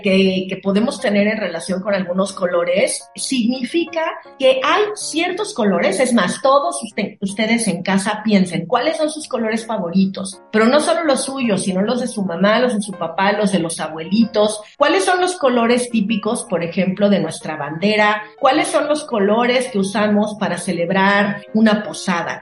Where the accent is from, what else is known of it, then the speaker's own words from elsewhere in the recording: Mexico; nosotros como mexicanos